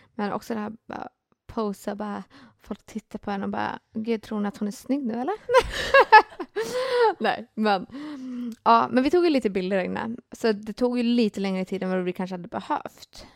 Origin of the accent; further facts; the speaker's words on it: Finland; jag är ju finne